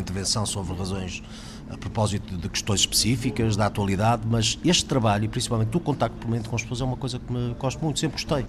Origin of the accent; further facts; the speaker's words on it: Portugal; sou europeu, sinto-me profundamente europeu, mas sou português a começar